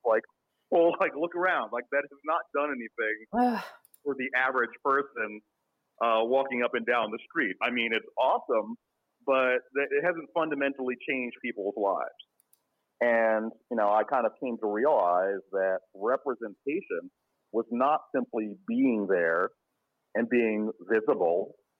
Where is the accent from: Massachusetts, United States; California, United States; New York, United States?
New York, United States; Queens; So I grew up in New York.